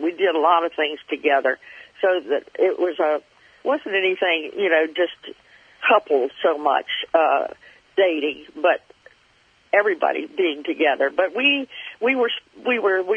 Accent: North Florida, United States; I grew up in North Florida, so it wasn't very far from my home

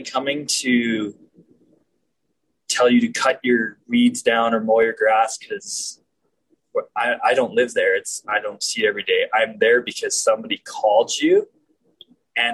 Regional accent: Calgary, Alberta, Canada; also born or lived in Hinton / Jasper; I'm born and raised in Calgary

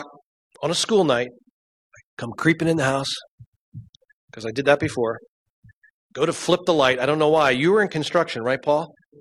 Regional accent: Berks County, Pennsylvania, United States; I went to Muhlenberg High School out in Berks County and went through school

